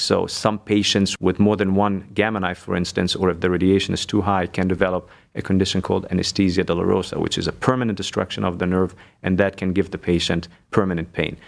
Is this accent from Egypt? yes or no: yes; Egypt; moved away as an adult; also born or lived in Germany; now in Cleveland, United States; So, I was born and raised in Egypt. I lived there most of my life. Six years I lived actually in Germany as well.